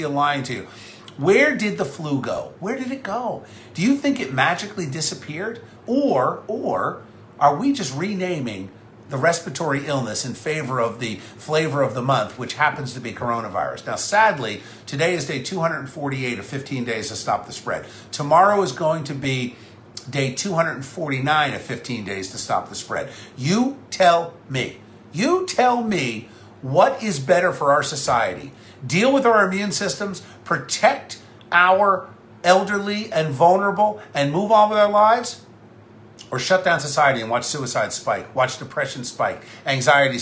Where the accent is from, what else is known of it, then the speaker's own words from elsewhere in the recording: New Jersey, United States; as a New Jerseyan, as an American